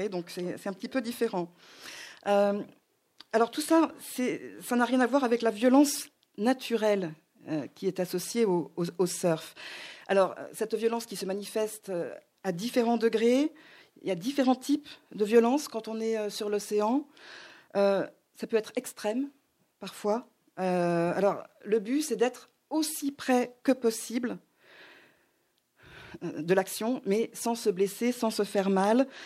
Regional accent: Hawaii, United States; moi, j'ai grandi à Hawaï.

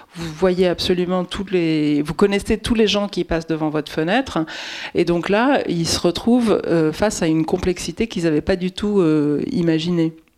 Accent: Paris, Île-de-France, France; Ça, c'est un quartier pas très loin de là où j'ai grandi

